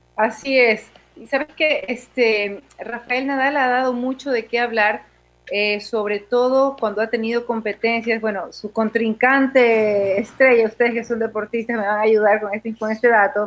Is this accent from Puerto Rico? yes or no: no; Portoviejo, Manabí, Ecuador; Apenas acabo de llegar a mi ciudad natal, Puerto Viejo, así que a todos mis amigos portovejenses les mando un gran saludo.